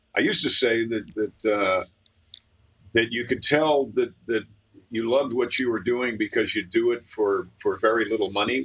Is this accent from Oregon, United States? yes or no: no; New York, United States; I was 18 from New York